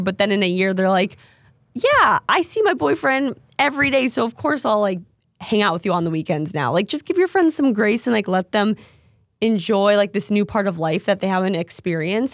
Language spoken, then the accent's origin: English; Minnesota, United States; moved away; I'm from Minnesota